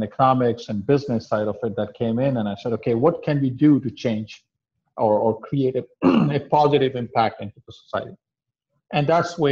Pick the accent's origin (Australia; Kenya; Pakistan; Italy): Pakistan; also born or lived in Middle East / Europe; now in United States; I come from South Asian country of Pakistan, and being from Pakistan